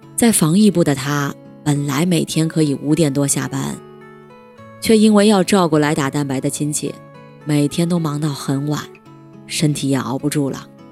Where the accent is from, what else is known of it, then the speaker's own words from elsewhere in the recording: Guangdong, China; 我是潮汕人